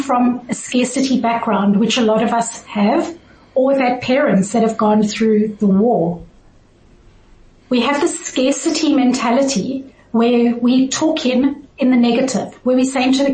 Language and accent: English; South Africa; now in Switzerland; I originally grew up in South Africa